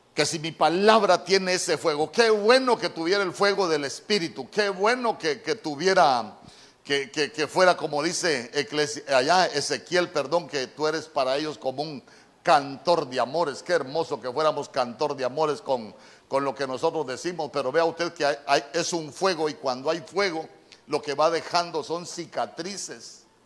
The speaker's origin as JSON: {"language": "Spanish", "country": "Honduras", "said": "En buen catracho, las palabras precipitadas, como decimos nosotros"}